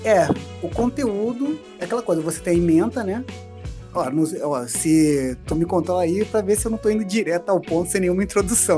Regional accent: Brazil; Eu sou de Campo Grande

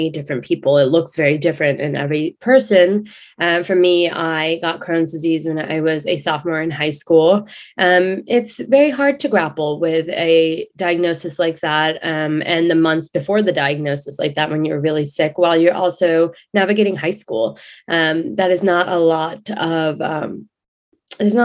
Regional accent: Houston, Texas, United States; moved away as an adult; also born or lived in London, England / Dubai / Manhattan / New Jersey; now in New York City, United States; once we moved to Houston, when I was about eight, I have been here since.

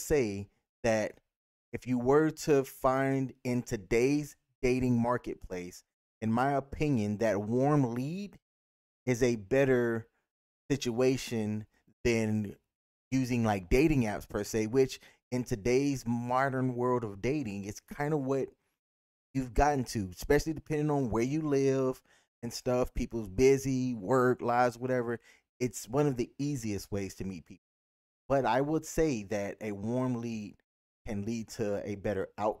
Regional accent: Anniston, Alabama, United States; Yeah, I am from Anniston, Alabama.

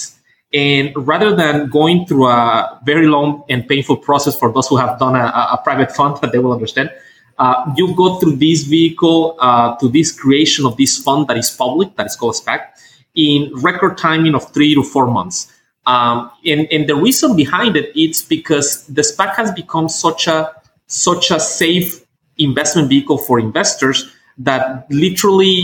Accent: Mexico; moved away as an adult; also born or lived in United States / United Kingdom; now in China; I was born in Mexico. I lived there, my youth.

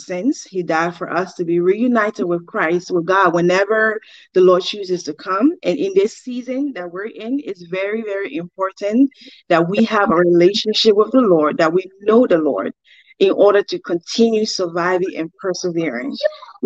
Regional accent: Liberia; now in United States; So I was born and raised in Liberia, by my mom and dad. I grew up in Liberia

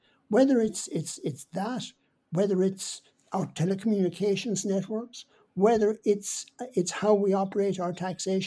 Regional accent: Ireland; as being Irish

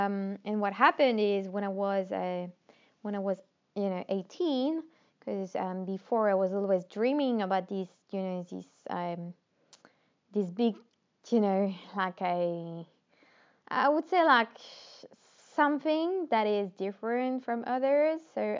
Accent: Normandy, France; born there; English is a second language; I was born in Normandy, northwest of France. For those of you who are wondering where is my accent from, I got some people tell me, where is this accent coming from? Like, okay, you're French

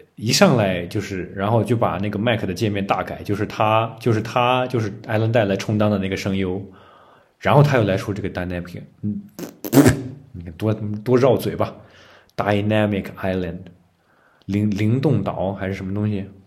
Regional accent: China; 我们中国人的戴是穿衣服的戴

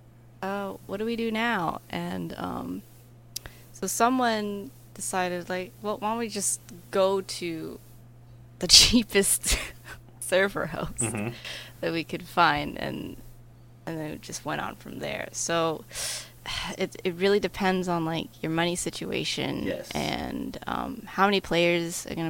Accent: United States; I'm from America

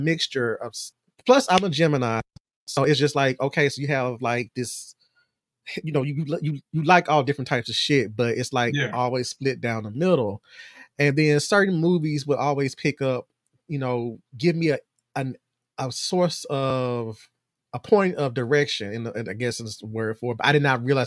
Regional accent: Brownsville, the Bible Belt, United States; I grew up in the belt buckle of the Bible Belt.

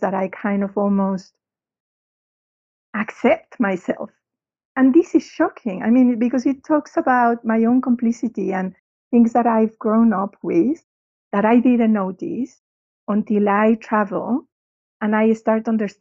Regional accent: Mexico; now in London, United Kingdom; growing up in Mexico

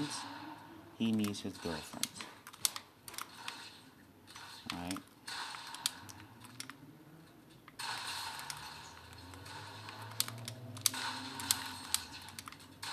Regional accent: Trinidad & Tobago; moved away; where I'm from Trinidad and Tobago.

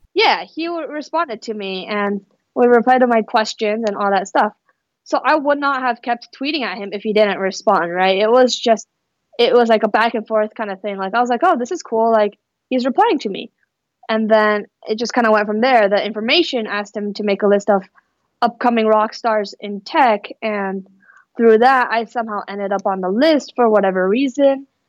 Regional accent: Fremont, California, United States; also born or lived in Mountain View, California / Palo Alto, California; I grew up in the Bay Area. I actually grew up in the East Bay in Fremont, and so that's where I spent most of my childhood.

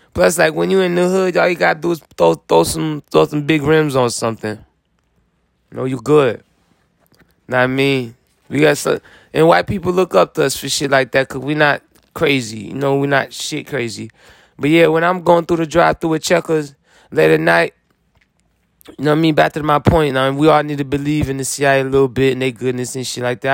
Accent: Florida, United States; I'm come from Florida

